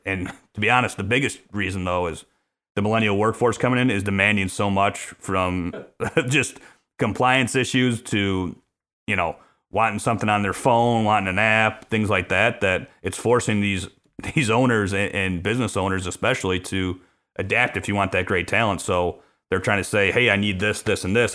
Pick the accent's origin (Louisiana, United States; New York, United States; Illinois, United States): Illinois, United States; Chicago; born and raised on the south side of Chicago